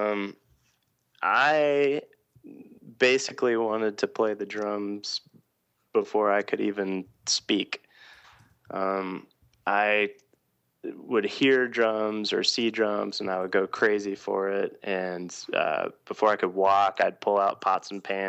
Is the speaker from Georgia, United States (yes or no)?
yes; Atlanta, Georgia, United States; I grew up in Atlanta, Georgia